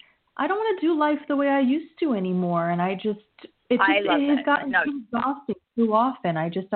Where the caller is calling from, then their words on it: New Jersey, United States; Jessica, New Jersey.